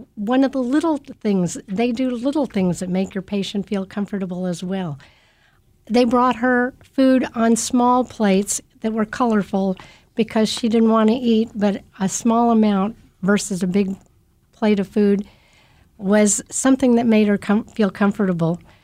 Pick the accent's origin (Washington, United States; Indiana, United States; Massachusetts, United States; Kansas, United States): Kansas, United States; Kansas City; also born or lived in South Dakota; I grew up a poor kid in K C K, And I've lived my whole life in, in the Kansas City area